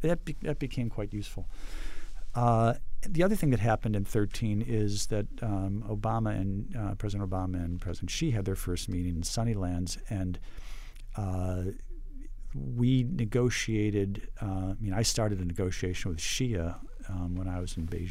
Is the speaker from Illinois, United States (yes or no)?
yes; Chicago, Illinois, United States; now in Washington, United States; my hometown